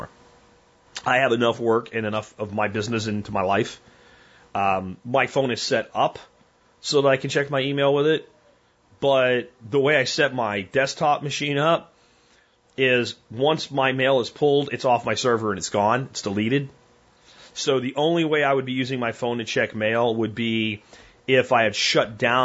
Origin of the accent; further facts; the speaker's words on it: Pottsville, Pennsylvania, United States; I'm from central to eastern central Pennsylvania. I'm from a place called Schuylkill County, Pottsville, which is known for Yingling beer